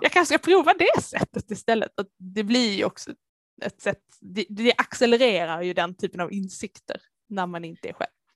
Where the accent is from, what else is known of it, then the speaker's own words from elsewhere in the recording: Lund area, Skåne, Sweden; accent: Scanian (implied by dialect reference to Lund); moved away; alla som hör min dialekt kanske kan gissa att eh, Lund är ett ställe dit jag behöver åka med jämna mellanrum